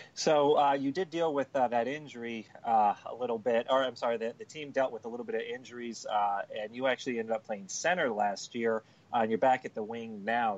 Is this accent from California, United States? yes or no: yes; Anaheim, California, United States; I grew up in Anaheim